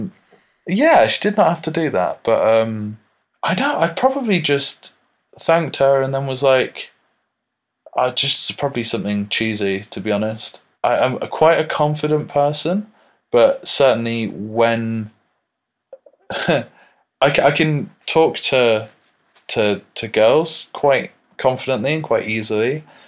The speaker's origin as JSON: {"language": "English", "country": "United Kingdom", "said": "we're British"}